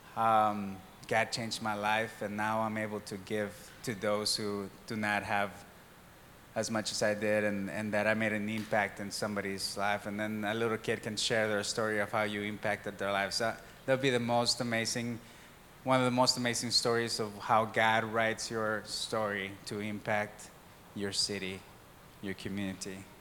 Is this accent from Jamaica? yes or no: no; Mexico; moved away; I was born and raised in Mexico